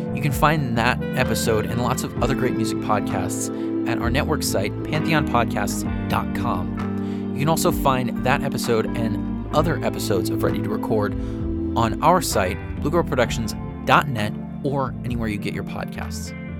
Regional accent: San Francisco, California, United States; my hometown of San Francisco

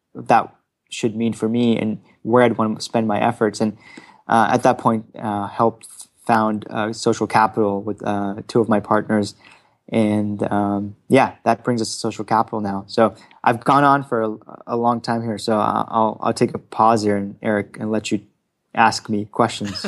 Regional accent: Frankfurt, Hesse, Germany; now in Palo Alto, United States; as a child, uh, growing up in Frankfurt, Germany

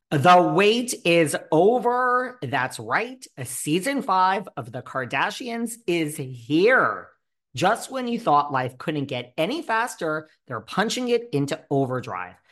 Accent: New York, United States; I'm from New York

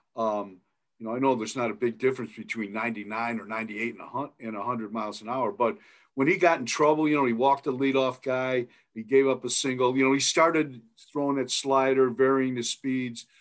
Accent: Milan, Ohio, United States; moved away as an adult; now in Idaho, United States; I grew up there in Milan, Ohio, but I now live out in Idaho. I've been here for 40 years

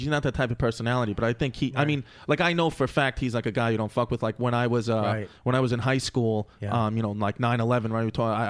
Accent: New York City, New York, United States; also born or lived in Lower East Side, New York; right now I live in the Lower East Side, but I was raised in Bushwick, pre-gentrification.

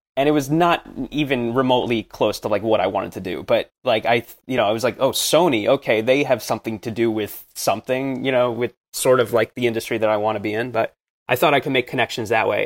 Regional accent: New Jersey, United States; I grew up in New Jersey, in, close to the city

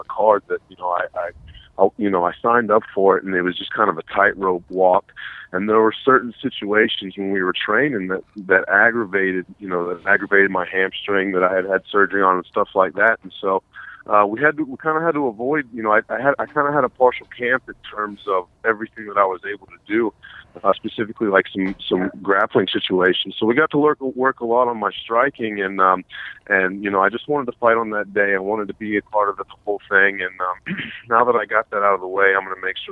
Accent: Tallahassee, Florida, United States; now in Miami, United States; I'm from Tallahassee. I grew up in Tallahassee.

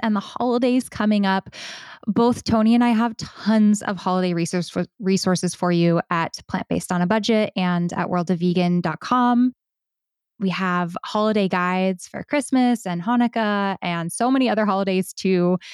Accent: United States; being an American

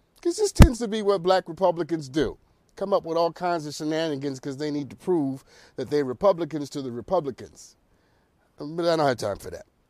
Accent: New York, United States; also born or lived in Harlem; I'm from New York, born and raised in New York.

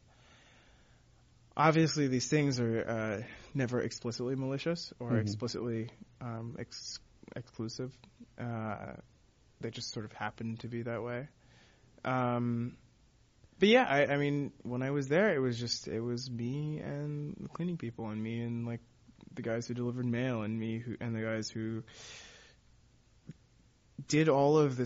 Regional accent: Texas, United States; now in New York, United States; I grew up in Texas

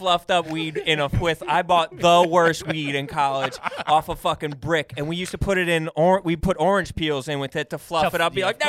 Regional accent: Pennsylvania, United States; So, Delaware County

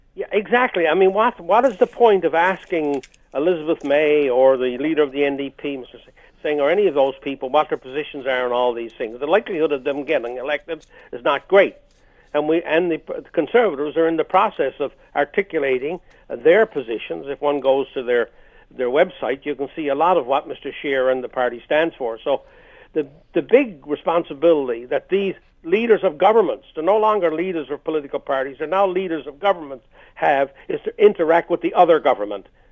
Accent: Canada; as a Canadian who pays his taxes regularly to all three levels of government

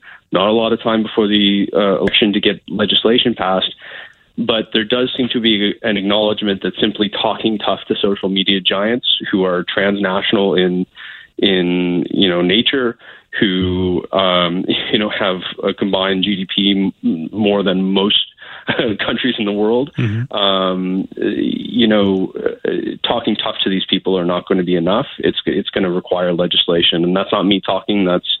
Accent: Canada; So I think it's incumbent upon all of us as Canadian voters and citizens to take very seriously our responsibility to be informed

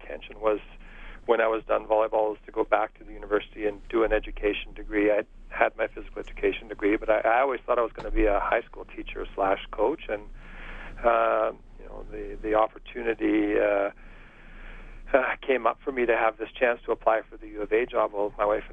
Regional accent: Edmonton, Alberta, Canada; I grew up in Belvedere, a community in northeast Edmonton

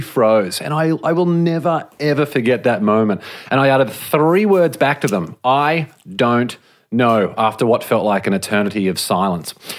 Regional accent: Australia; moved away as an adult; now in Los Angeles, United States; I grew up in Australia

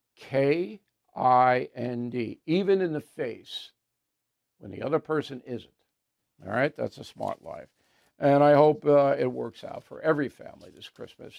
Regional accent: New Jersey, United States; I'm from Jersey

